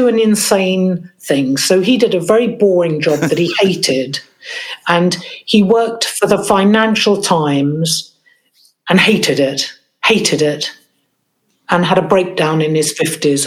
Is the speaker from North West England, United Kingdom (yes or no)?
no; London, United Kingdom; I grew up in a place called East Sheen, which is just on the edge of London